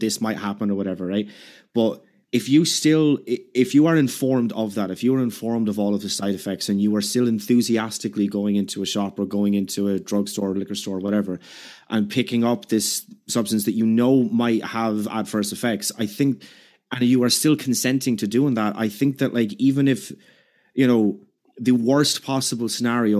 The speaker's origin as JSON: {"language": "English", "country": "Ireland", "said": "I'm Irish"}